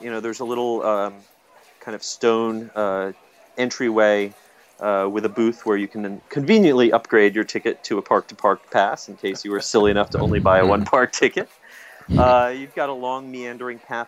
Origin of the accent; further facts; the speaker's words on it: United States; as an American